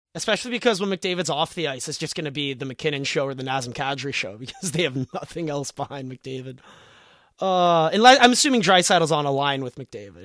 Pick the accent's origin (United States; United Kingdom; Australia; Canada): Canada; Toronto, Ontario; I'm from Toronto